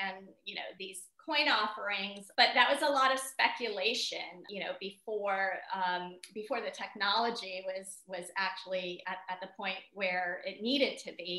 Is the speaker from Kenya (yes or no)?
yes; Nairobi, Kenya; I was born in Nairobi